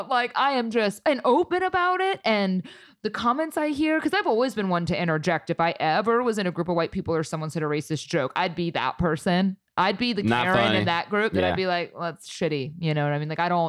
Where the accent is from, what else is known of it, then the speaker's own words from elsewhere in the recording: Ohio, United States; I mean, I'm from Ohio